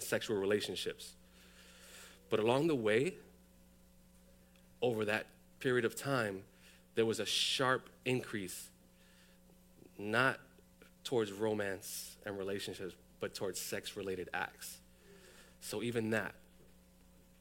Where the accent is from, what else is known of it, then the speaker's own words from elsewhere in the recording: New York City, New York, United States; I was born and raised in the South Bronx